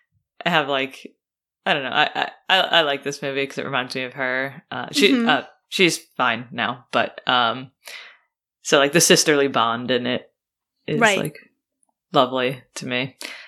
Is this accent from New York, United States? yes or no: yes; New York, United States; I'm a New Yorker, I cry in the subway, it's no big deal.